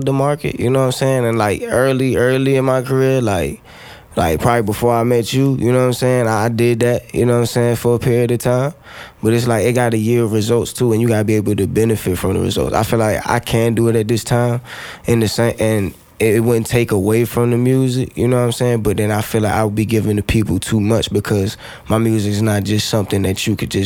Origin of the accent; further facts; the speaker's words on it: Fredericksburg, Virginia, United States; moved away as an adult; also born or lived in 757 area (Hampton Roads), Virginia; I'm from Fredericksburg.